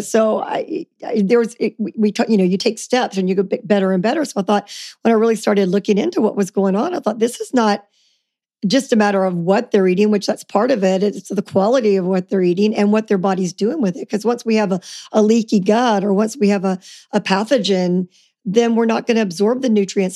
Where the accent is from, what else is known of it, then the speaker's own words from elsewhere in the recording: Louisiana, United States; I grew up in Louisiana